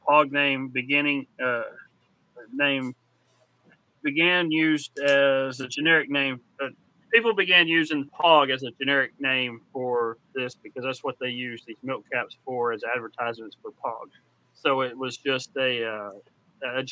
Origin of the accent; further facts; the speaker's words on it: Texas, United States; I'm from Texas